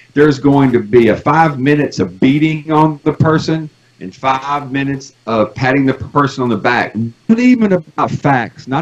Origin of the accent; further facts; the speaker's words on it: United States; as an American